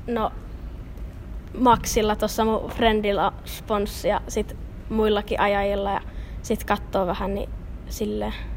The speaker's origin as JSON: {"language": "Finnish", "town": "Kuopio", "region": "North Savo", "country": "Finland", "said": "mä oon Kuopiosta"}